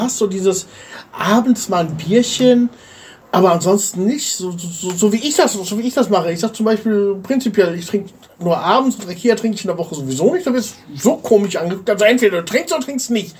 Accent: Germany; now in Bulgaria; wir haben als Deutsche

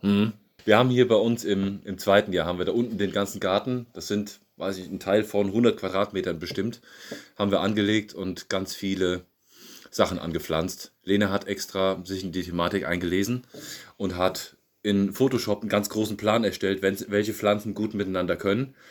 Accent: Siegen, North Rhine-Westphalia, Germany; moved away as an adult; now in Bratnitsa, Bulgaria; In Siegen bin ich geboren

